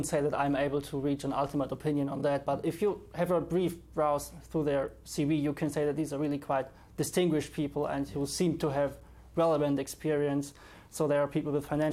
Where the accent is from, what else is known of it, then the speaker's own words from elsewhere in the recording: Germany; moved away as an adult; now in London, United Kingdom; I'm from Germany.